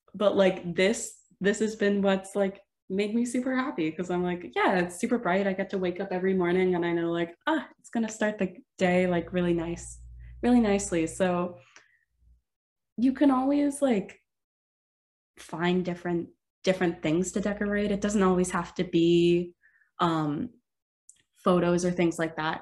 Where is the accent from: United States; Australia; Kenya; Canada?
Canada; Sudbury, Ontario; moved away as an adult; now in Waterloo, Canada; I moved from my hometown of Sudbury, which is about five hours uh, north of Waterloo.